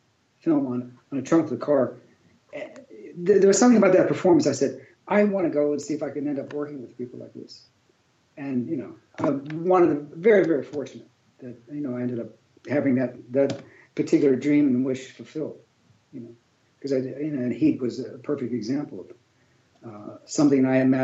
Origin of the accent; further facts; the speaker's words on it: Pittsburgh, Pennsylvania, United States; moved away as an adult; now in Los Angeles, United States; growing up in Pittsburgh